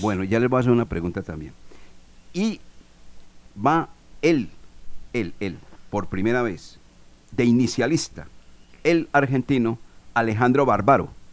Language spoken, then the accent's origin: Spanish; Colombia; soy muy colombiano